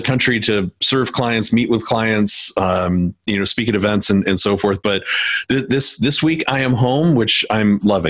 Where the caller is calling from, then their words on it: Wisconsin, United States; So I'm in Wisconsin this week.